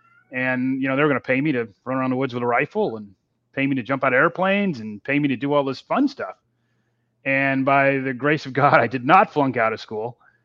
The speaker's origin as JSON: {"language": "English", "region": "Texas", "country": "United States", "tie": "born or raised there", "also_born_or_lived": "Okinawa, Japan", "said": "And I grew up in Texas, in a small town in Texas. Well, it was a small town. Now it's basically a suburb of Houston."}